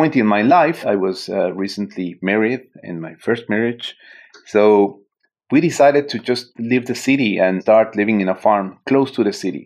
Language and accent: English; Mexico City, Mexico; moved away as an adult; also born or lived in San Francisco Bay Area, United States; now in San Francisco, United States; I am originally from Mexico City, and I relocated in the Bay Area, San Francisco, 9 years ago, actually.